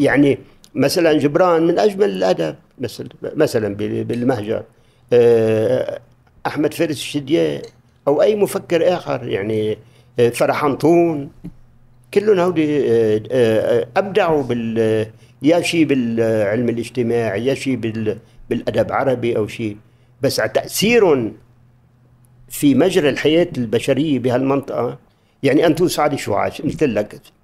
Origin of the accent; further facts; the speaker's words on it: Lebanon; قلت له من لبنان